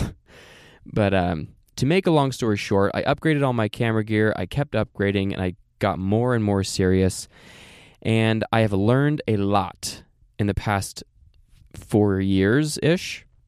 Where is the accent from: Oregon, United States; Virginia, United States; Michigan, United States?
Oregon, United States; moved away; also born or lived in Saint George, Utah; I'm from Oregon.